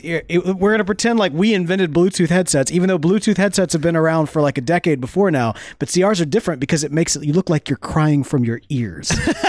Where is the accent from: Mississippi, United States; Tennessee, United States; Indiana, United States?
Mississippi, United States; We're from Mississippi